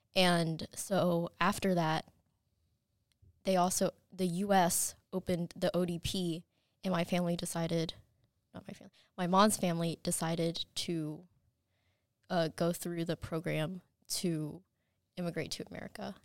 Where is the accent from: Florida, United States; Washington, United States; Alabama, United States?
Alabama, United States; Madison; also born or lived in Chattanooga, Tennessee; I was born in Chattanooga, Tennessee, and then when I was four, we moved to Madison, and so I've been in the school system my entire life